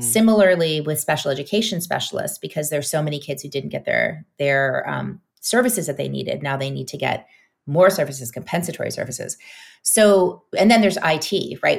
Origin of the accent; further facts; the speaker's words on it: New Orleans, Louisiana, United States; now in Brooklyn, United States; New Orleans is my hometown